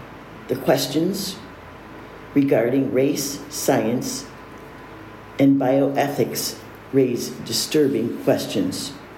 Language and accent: English; Buffalo, New York, United States; now in Canandaigua, United States; I was born and raised in Buffalo and grew up hearing stories about the Pan American Exposition of 1901.